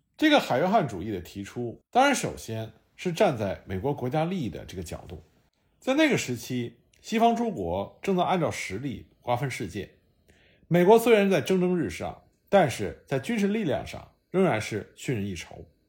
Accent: China; 我们中国人

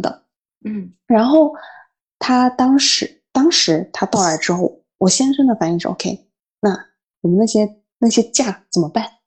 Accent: Fujian, China; moved away as an adult; also born or lived in northern China; now in Paris, France; 我们闽南那边会很讲究说食欲

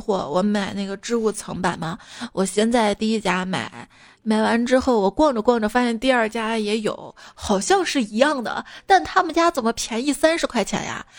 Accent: Guangdong, China; 我作为一个广东人，我的普通话有那么普通吗？

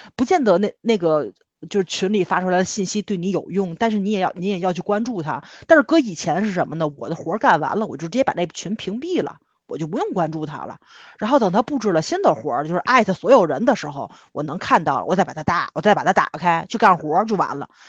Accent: Tianjin, China; 是我们天津人

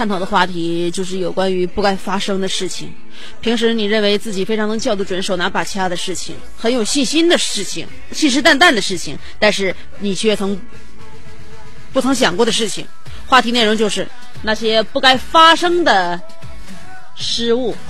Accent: Fujian, China; 热烈庆祝我老家福建的隔壁的呃省的省会合肥的异父异母网友同事的岳母的女儿的闺蜜

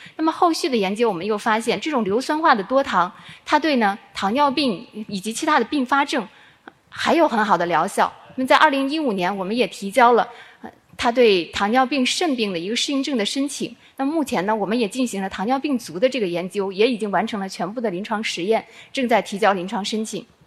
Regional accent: Guangdong, China; 我们广东人特别喜欢吃的海鲜，生蚝、海嘎

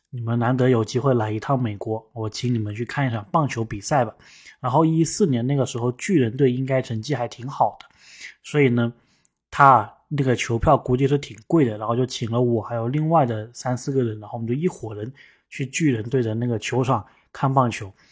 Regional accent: China; now in United States; 我们中国人

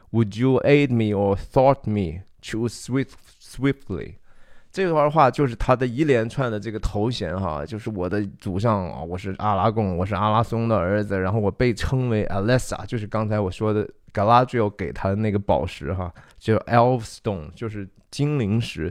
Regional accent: China; 我们中国人说不要驳了人的面子哈

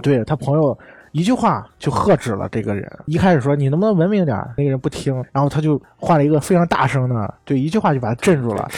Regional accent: China; 对于我们中国人来说

